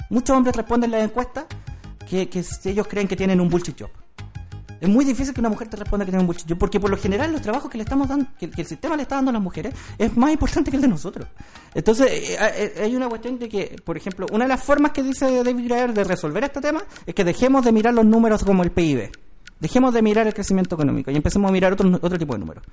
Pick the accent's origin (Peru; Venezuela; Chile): Chile; nosotros como chilenos